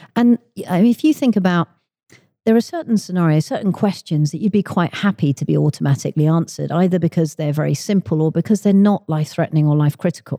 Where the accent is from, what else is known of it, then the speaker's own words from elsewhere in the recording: London, United Kingdom; moved away as an adult; now in Redmond, United States; I am originally from the U K. I grew up in London, but four years ago, I moved out to Microsoft's headquarters in Redmond, uh, in Washington State